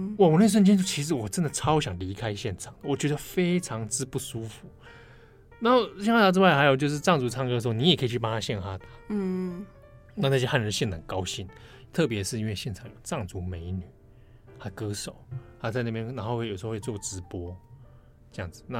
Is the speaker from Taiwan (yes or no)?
yes; Taiwan; 我是台湾人